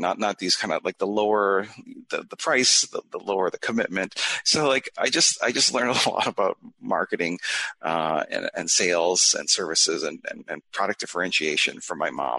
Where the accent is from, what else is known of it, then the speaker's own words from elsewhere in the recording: Canada; moved away as an adult; now in United States; Yeah, I immigrated to the USA from Canada. It's not a huge move.